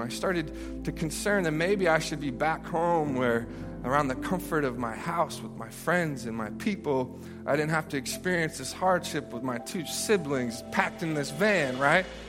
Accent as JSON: {"language": "English", "town": "Memphis", "region": "Tennessee", "country": "United States", "tie": "born or raised there", "said": "I grew up in Memphis, Tennessee"}